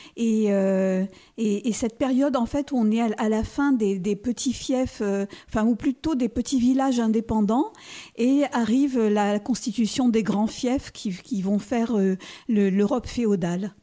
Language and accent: French; Nice, Provence-Alpes-Côte d'Azur, France; moved away; also born or lived in Auxerre; Je suis née à Nice